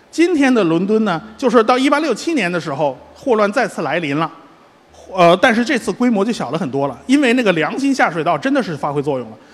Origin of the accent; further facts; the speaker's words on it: Beijing, China; 我们北京人